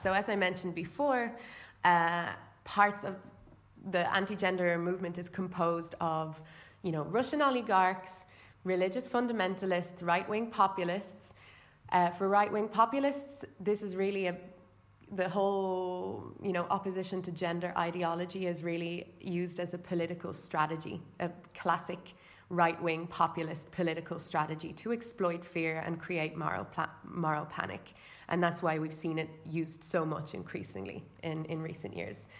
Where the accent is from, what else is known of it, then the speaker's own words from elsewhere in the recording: Ireland; I'm from Ireland